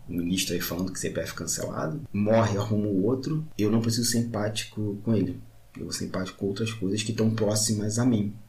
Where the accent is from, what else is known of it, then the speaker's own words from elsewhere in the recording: Magé, Rio de Janeiro, Brazil; eu sou de Magé